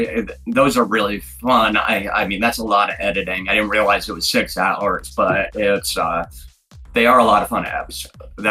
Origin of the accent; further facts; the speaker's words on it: Scotland, United Kingdom; That's where, I'm from Scotland. My family's from Scotland.